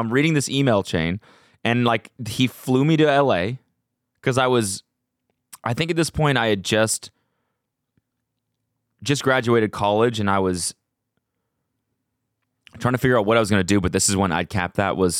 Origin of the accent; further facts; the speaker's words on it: Canada; I'm like coming from Canada.